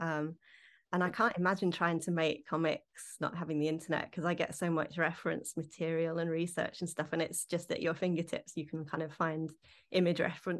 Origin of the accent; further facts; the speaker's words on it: London, United Kingdom; growing up in London